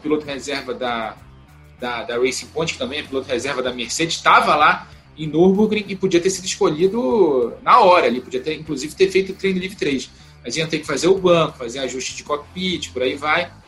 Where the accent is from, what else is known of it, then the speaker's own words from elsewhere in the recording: Brazil; a gente brasileiro